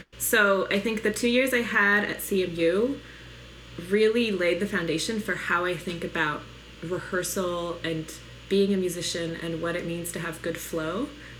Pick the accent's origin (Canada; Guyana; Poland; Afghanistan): Poland; born there